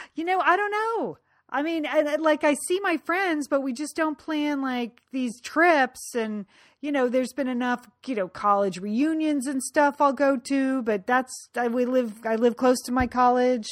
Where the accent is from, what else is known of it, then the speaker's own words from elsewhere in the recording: Connecticut, United States; growing up in Connecticut